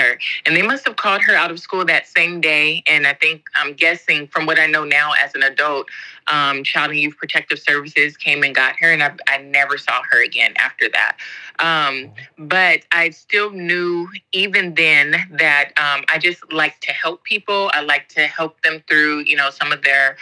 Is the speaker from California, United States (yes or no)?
yes; Southern California, United States; moved away as an adult; also born or lived in Spain / England; now in Japan; I'm from California, originally from Southern California. So grew up there